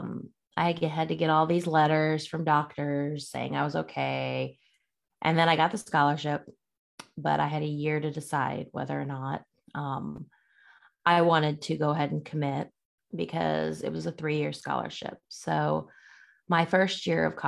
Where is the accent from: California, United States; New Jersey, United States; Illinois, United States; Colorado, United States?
Illinois, United States; I grew up in Illinois, a little town. Middle of nowhere, really